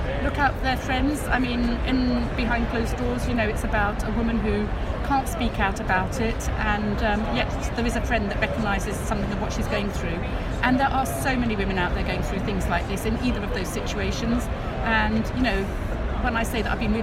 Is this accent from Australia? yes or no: no; England, United Kingdom; moved away as an adult; also born or lived in Paris; I do love tea, so, because I'm English